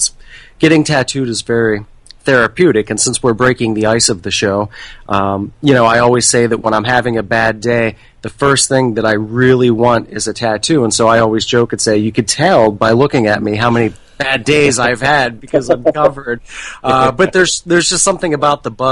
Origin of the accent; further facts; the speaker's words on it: about 40 minutes east of Pittsburgh, Western Pennsylvania, United States; moved away as an adult; now in Baltimore, United States; I am actually from Western Pennsylvania, about 40 minutes east of Pittsburgh.